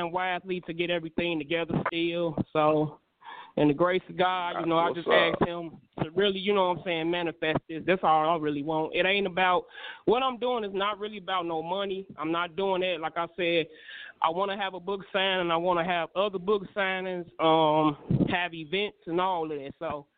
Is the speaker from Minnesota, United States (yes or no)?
no; Gary, Indiana, United States; my hometown